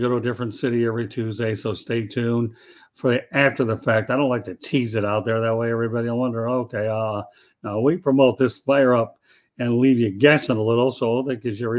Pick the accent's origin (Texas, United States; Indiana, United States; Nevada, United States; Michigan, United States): Michigan, United States; Detroit; now in Florida, United States; We also have a backup account with the Motor City Tribune, which is at Tribune City. So that's where we, since it's my hometown